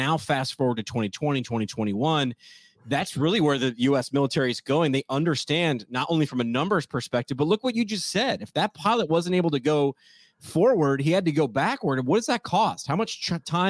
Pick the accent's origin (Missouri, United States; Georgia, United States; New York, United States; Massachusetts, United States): New York, United States; Montgomery; I grew up in Montgomery, so right next to Newburgh